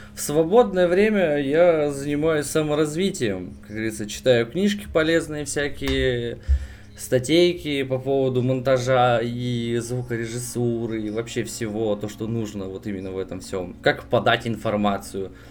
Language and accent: Russian; Yuzhno-Sakhalinsk, Sakhalin Oblast, Russia; Сам я с Дальнего Востока, нахожусь я капец как далеко от всех вас